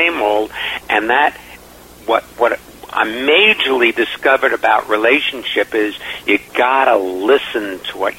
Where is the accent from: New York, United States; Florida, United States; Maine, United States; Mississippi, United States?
New York, United States; New York City; I grew up in Far Rockaway, New York